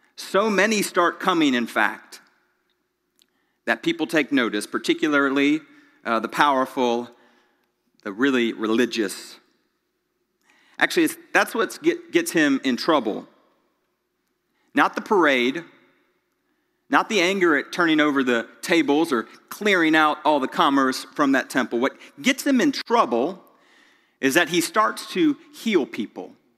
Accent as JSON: {"language": "English", "town": "Greenville", "country": "United States", "tie": "born or raised there", "also_born_or_lived": "Charlotte, North Carolina", "said": "I was born in Charlotte, grew up in Greenville"}